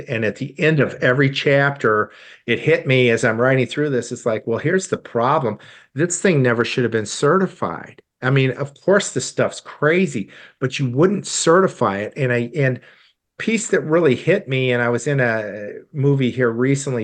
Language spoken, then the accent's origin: English; Iowa, United States; moved away; also born or lived in St. Louis, Missouri / Hong Kong; I grew up in Iowa of all states